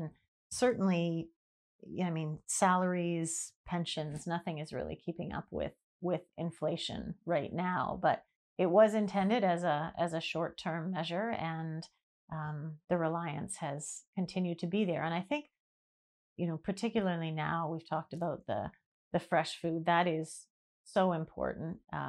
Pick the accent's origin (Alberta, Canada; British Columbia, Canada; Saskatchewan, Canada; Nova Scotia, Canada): British Columbia, Canada; Vancouver; I grew up in Vancouver till I was 21.